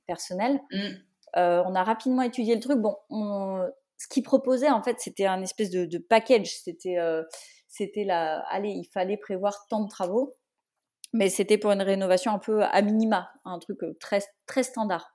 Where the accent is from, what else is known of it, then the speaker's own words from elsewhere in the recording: Brittany, France; moved away; also born or lived in Rennes; moi je suis bretonne d'origine. je suis revenue vivre en Bretagne après plusieurs années à l'étranger et ailleurs en France